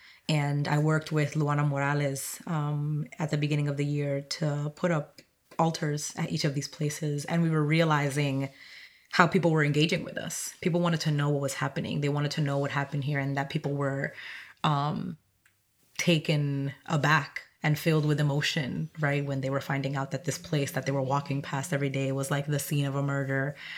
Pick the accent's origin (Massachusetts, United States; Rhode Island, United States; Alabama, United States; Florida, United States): Massachusetts, United States; Roxbury; English is a second language; came here when I was 13, didn't speak English, you know, had to go to a bilingual school, but that's, I grew up in Roxbury.